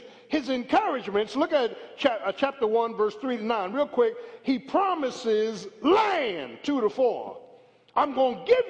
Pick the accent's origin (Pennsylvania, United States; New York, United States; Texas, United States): Pennsylvania, United States; Philadelphia; moved away as an adult; also born or lived in Williamstown; some of them young ladies I grew up with in South Philly